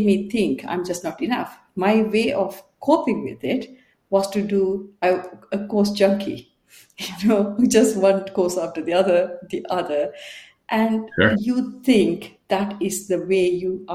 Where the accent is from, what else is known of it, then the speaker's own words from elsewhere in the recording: Sri Lanka; also born or lived in Bangalore, India; now in United Kingdom; I'm from Sri Lanka, and I got caught up in the war and left the country and went to India in Bangalore